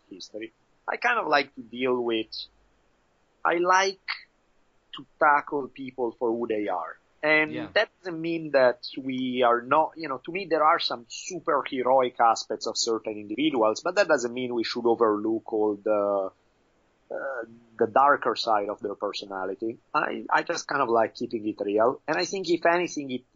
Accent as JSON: {"language": "English", "country": "Italy", "tie": "born or raised there", "moved": "yes", "said": "I grew up in Italy"}